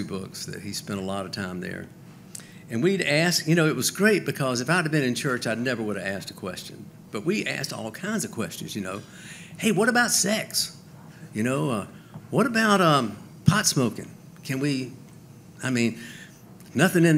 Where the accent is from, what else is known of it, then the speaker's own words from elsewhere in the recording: Macon, Georgia, United States; I was playing in a bar in Macon, Georgia, my hometown.